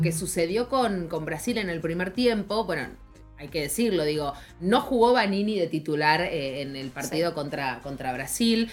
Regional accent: Argentina; somos periodistas argentinas

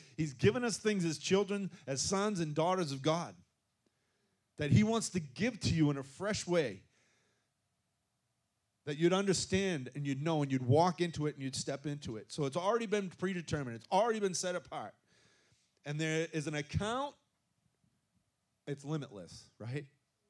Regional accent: Gloucester, Massachusetts, United States; Come on, it's a rough bunch. I grew up in Gloucester. Come on, they're tough.

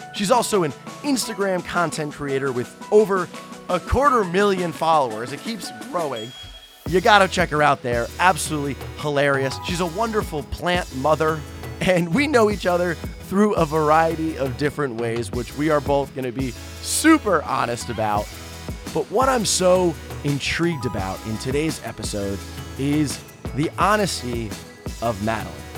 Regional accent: New York, United States; I'm from New York

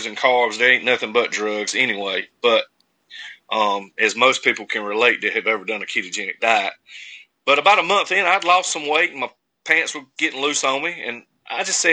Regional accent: Castalia, North Carolina, United States; also born or lived in Louisville, Kentucky; I'm from Eastern North Carolina in a little town called Castalia. It's population 300 and some change. Very small town. Everybody knows everyone. I've been there my whole life

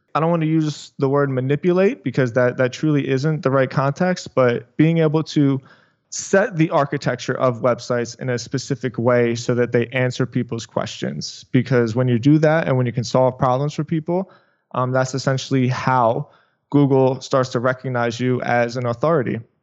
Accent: Philadelphia, Pennsylvania, United States; moved away as an adult; now in South Florida, United States; I am from Philadelphia, but I moved to South Florida

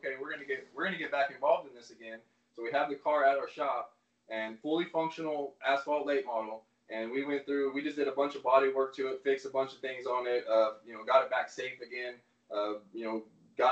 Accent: Central California, United States; now in Arkansas, United States; we're growing up in Central California

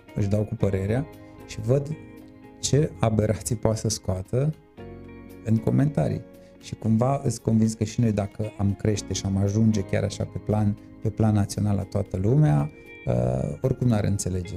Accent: Târgu Mureș, Mureș County, Romania; ești mândru să spui, uite, sunt din Târgu Mureș

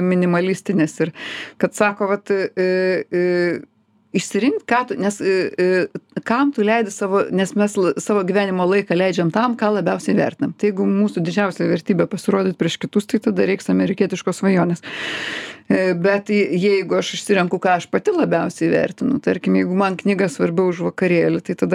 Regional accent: Lithuania; nors mes esam lietuviai

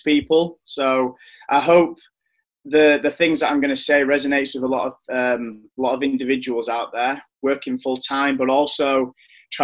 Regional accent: Leeds, Yorkshire and the Humber, United Kingdom; I'm from West Yorkshire, Leeds.

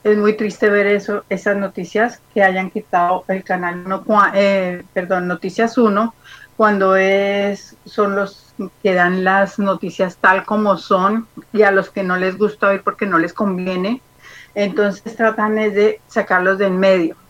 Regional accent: Colombia; moved away; mi país es hermoso

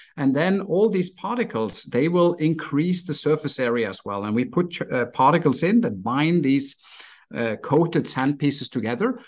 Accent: Stavanger, Rogaland, Norway; moved away as an adult; also born or lived in Miami, United States; my hometown in Stavanger, Norway

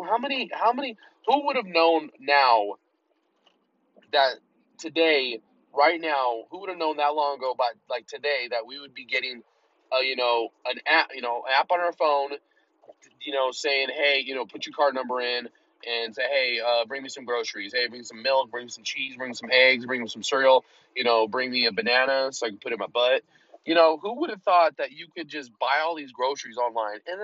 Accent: Colorado, United States; I'm in Colorado and it's relative to me because, you know, I'm from Colorado

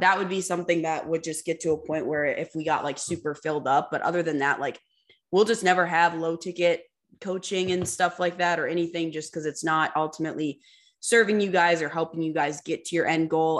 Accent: Minnesota, United States; moved away as an adult; also born or lived in Fargo; we're from Minnesota

